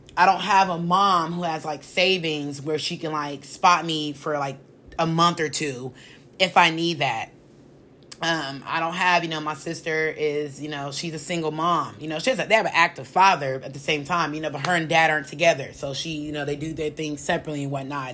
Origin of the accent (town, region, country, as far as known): United States